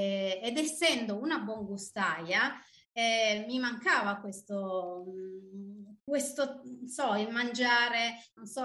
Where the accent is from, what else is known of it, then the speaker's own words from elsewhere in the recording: Turin, Piedmont, Italy; moved away as an adult; now in Michigan, United States; io arrivo da Torino, sono, ehm, mi sono trasferita qui in Michigan sette anni fa